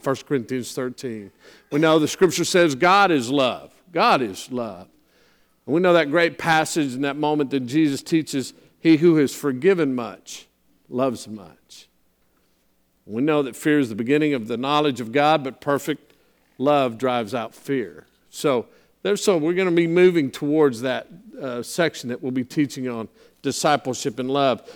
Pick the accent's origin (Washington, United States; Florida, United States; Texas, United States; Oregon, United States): Texas, United States; San Antonio; I grew up in San Antonio